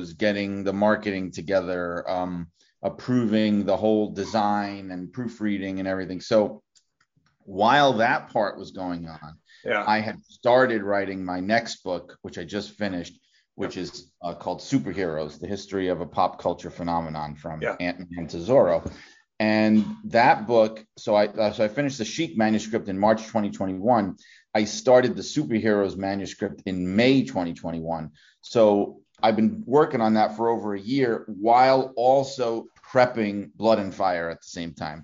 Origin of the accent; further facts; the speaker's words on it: New York City, New York, United States; I grew up in Brooklyn, New York